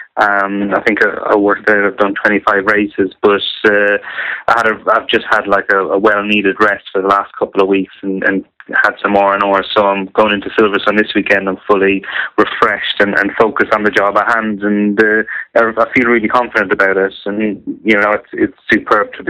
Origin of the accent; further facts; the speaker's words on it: Ireland; now in Northamptonshire, United Kingdom; I'm Irish, but I reside in Northamptonshire